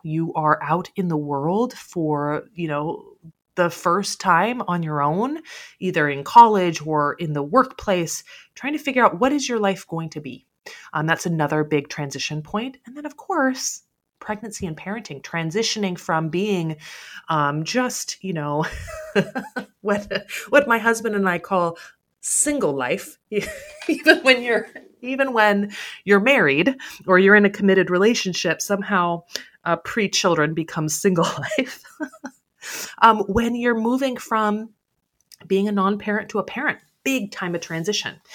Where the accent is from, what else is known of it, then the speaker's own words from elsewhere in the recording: United States; the sense of security that we have here in the United States